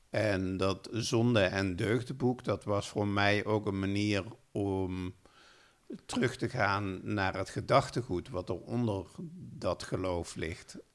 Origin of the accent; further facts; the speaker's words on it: Limburg, Netherlands; nou ja, ik ben opgegroeid in Limburg als eh, eh, braaf katholiek jongetje en ging elke zondag met mijn ouders naar de kerk.